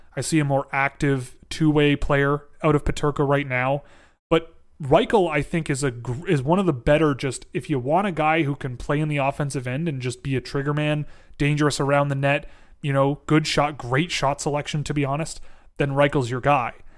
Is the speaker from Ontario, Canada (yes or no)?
yes; Toronto, Ontario, Canada; I grew up in Toronto